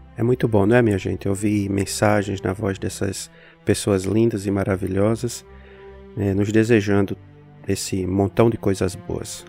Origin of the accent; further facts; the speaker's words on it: Natal, Rio Grande do Norte, Brazil; também sou de lá